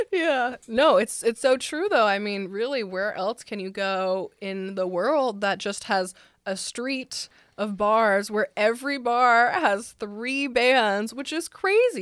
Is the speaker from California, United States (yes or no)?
yes; San Francisco, California, United States; also born or lived in Los Angeles; now in Nashville, United States; I'm from the Bay Area, so San Francisco